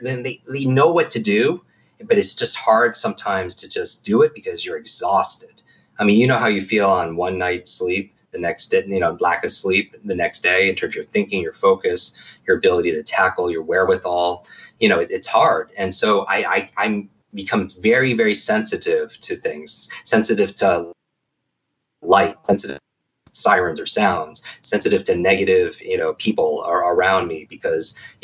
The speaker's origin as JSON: {"language": "English", "region": "Northeast", "country": "United States", "tie": "born or raised there", "said": "I grew up in the Northeast."}